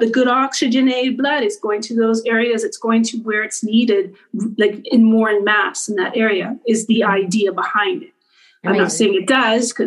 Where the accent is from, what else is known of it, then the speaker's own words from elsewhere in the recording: Winnipeg, Manitoba, Canada; moved away; also born or lived in New York; I grew up in Winnipeg, Manitoba.